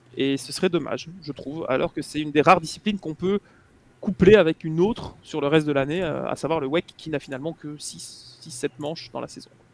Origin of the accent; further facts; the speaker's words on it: Belgium; en tant que Belge